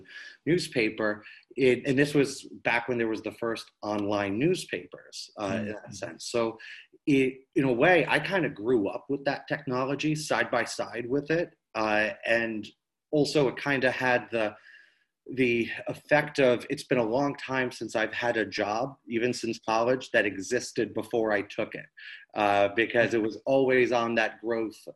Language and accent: English; New Hampshire, United States; I grew up in New Hampshire